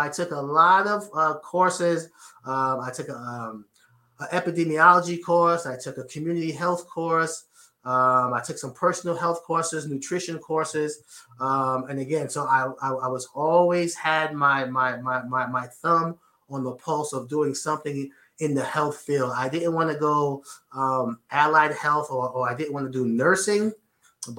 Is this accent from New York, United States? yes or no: yes; New York City, New York, United States; growing up in Edenwald Projects in the Bronx, I had to make this work because there weren't that many opportunities back home in New York City